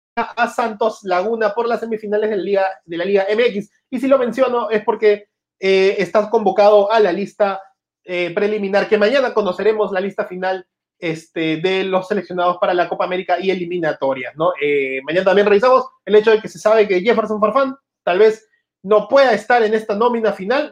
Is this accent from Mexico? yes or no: no; Peru